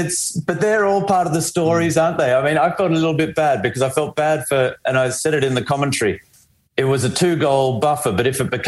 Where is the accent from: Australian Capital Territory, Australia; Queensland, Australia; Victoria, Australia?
Australian Capital Territory, Australia; Canberra; moved away as an adult; also born or lived in Melbourne / Europe; I grew up in Canberra.